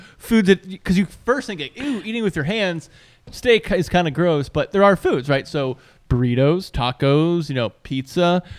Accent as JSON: {"language": "English", "region": "Virginia", "country": "United States", "tie": "born or raised there", "said": "I grew up in Virginia, like around the Chesapeake Bay, the James River, et cetera."}